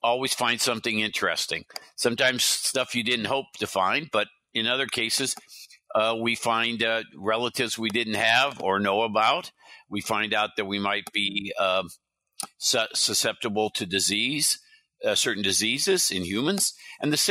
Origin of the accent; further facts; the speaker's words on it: California, United States; also born or lived in Midwest / Iowa / Wisconsin / New York; I moved to California with my family.